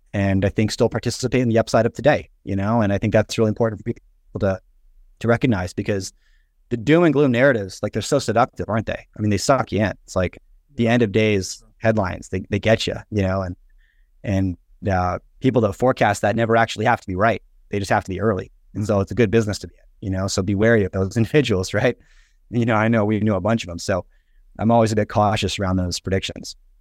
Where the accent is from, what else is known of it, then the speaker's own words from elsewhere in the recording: Canada; I grew up in the nineties in, in Canada